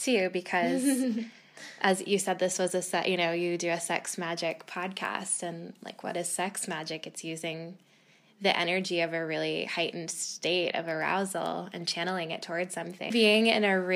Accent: Boston, Massachusetts, United States; I grew up in Boston, pretty close to Salem.

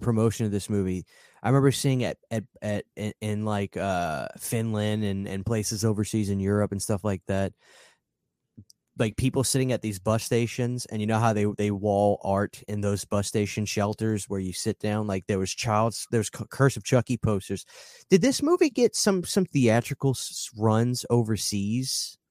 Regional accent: New Orleans, Louisiana, United States; I'm from New Orleans, I was raised in voodoo culture

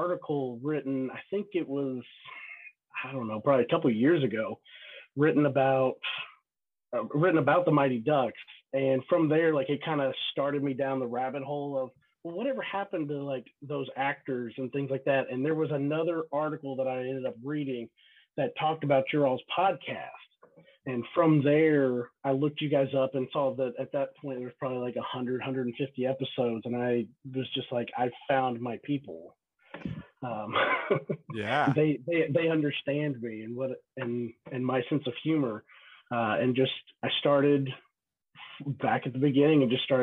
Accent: Kentucky, United States; moved away as an adult; now in Dayton, United States; born and raised in Kentucky

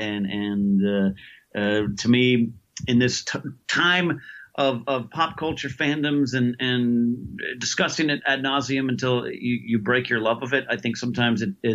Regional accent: California, United States; also born or lived in Los Angeles; born and raised in California

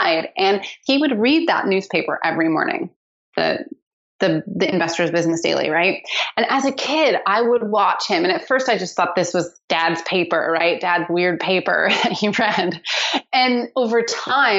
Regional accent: Seattle, Washington, United States; I grew up in Seattle, where I still live

